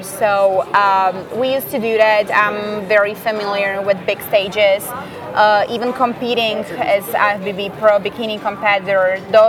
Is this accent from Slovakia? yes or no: yes; Slovakia; first language Slovak; English is a second language; moved away as an adult; now in United States; So I speak Slovakian, obviously. Yep. That's my first language.